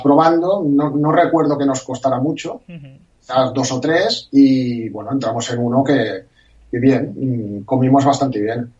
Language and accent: Spanish; Barcelona, Catalonia, Spain; la gente como yo que somos de Barcelona